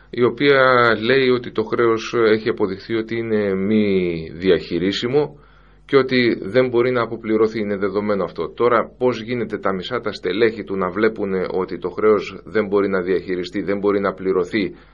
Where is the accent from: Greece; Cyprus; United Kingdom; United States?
Greece; Πρώτα είμαστε Έλληνες και μετά Ευρωπαίοι.